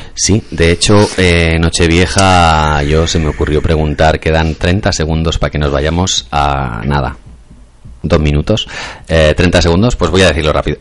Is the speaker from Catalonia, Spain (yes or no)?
yes; Masquefa, Catalonia, Spain; yo estoy enamorado de mi pueblo